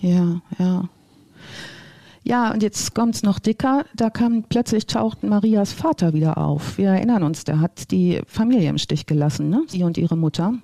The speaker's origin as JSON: {"language": "German", "region": "North Rhine-Westphalia", "country": "Germany", "moved": "yes", "said": "Ich bin ja ursprünglich ganz aus Westfalen"}